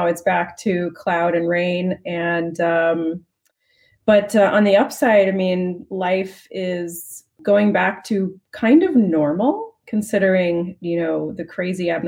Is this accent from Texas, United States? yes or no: no; California, United States; moved away as an adult; now in Amsterdam, Netherlands; We're both from California